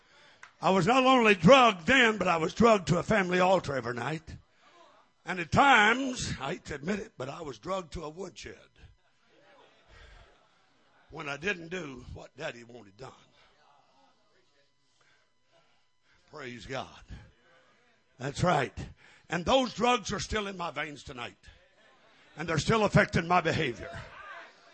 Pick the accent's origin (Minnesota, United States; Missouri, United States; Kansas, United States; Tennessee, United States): Missouri, United States; when I was raised in Missouri